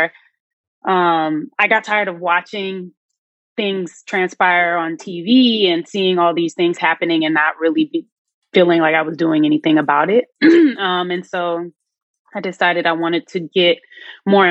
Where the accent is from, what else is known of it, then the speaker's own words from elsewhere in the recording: Chicago, Illinois, United States; I'm from Chicago